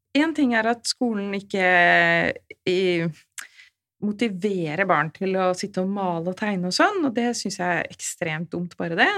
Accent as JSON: {"language": "Norwegian", "region": "Oslo", "country": "Norway", "tie": "born or raised there", "said": "Jeg er født og oppvokst i Oslo."}